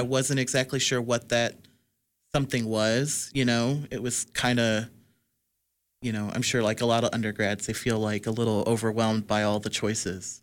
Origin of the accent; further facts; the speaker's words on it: Midwest, United States; I'm a Midwesterner